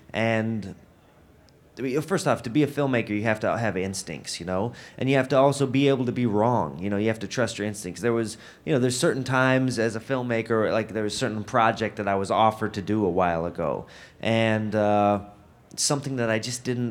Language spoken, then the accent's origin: English; Denver, Colorado, United States; I'm from Denver